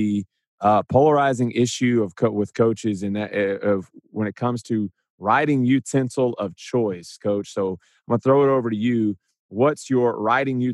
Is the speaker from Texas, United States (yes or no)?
yes; Huntsville, Texas, United States; I grew up in Huntsville and so played at Bauer Stadium there